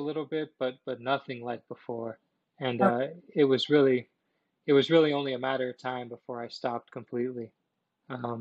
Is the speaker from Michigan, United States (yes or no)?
no; Miami, Florida, United States; I was growing up in Miami at this time.